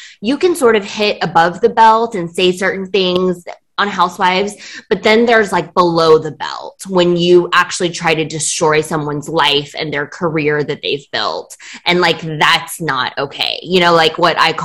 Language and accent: English; Beijing, China; I was born in Beijing in 1984